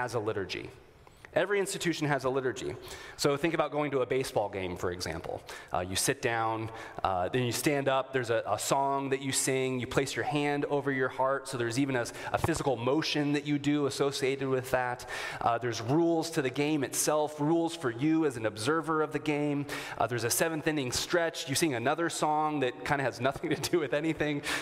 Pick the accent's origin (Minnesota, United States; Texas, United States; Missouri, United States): Minnesota, United States; a good Minnesotan